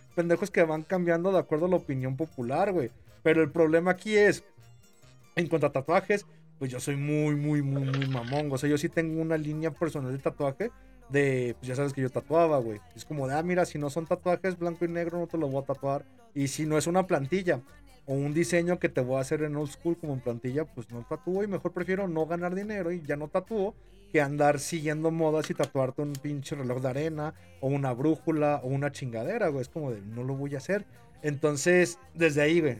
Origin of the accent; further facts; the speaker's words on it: Mexico; yo como mexicano